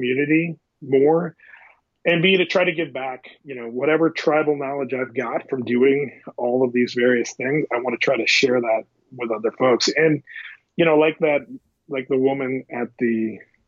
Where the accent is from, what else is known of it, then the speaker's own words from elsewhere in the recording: Midwest, United States; I grew up in the Midwest, kind of in a poor farming community